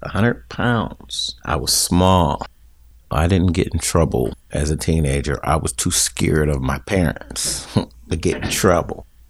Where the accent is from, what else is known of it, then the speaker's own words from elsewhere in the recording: Garfield, United States; We grew up in Garfield, and Garfield was a close-knit community.